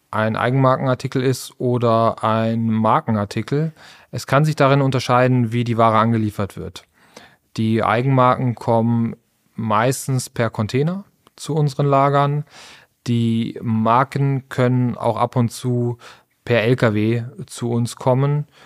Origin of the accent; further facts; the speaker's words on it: Essen, North Rhine-Westphalia, Germany; born there; Ich bin gebürtiger Essener